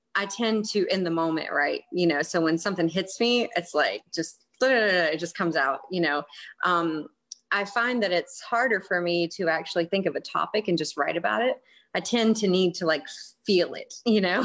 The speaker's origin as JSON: {"language": "English", "region": "North Carolina", "country": "United States", "tie": "born or raised there", "moved": "as an adult", "lives_now": "South Carolina, United States", "said": "I was uh, born and raised in North Carolina and I've lived in South Carolina for a couple years."}